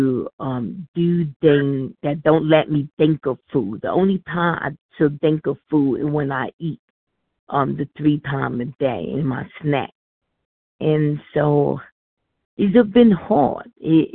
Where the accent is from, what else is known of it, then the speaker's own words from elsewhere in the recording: New York, United States; I'm from New York